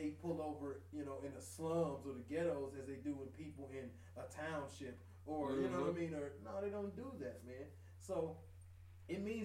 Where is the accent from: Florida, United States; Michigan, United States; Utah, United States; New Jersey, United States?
Michigan, United States; Detroit; moved away; I'm from Detroit